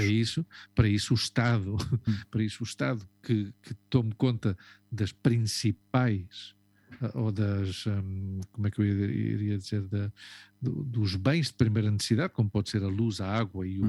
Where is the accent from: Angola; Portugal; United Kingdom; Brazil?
Portugal; moved away as an adult; nós que saímos de Portugal com 23 anos